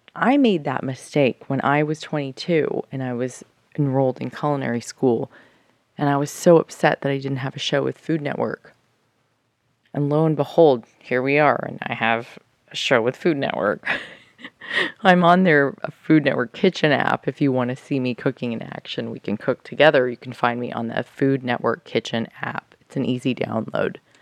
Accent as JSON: {"language": "English", "country": "United States", "said": "I'm American"}